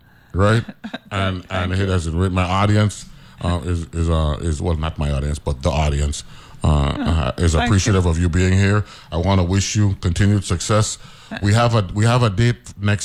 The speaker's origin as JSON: {"language": "English", "region": "New York", "country": "United States", "tie": "born or raised there", "said": "I was born in New York"}